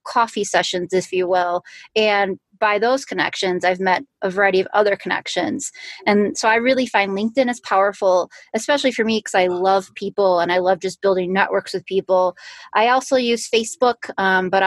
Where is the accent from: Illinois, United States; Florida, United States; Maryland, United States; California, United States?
Illinois, United States; now in Colorado, United States; I live in Colorado now. I'm originally from Illinois